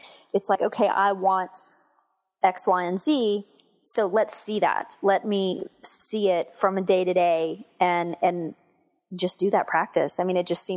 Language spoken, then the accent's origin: English; Texas, United States; moved away as an adult; also born or lived in Houston / San Diego / Washington, D.C. / Virginia Beach; now in Dallas, United States; Well, I'm actually from Texas. I grew up in Texas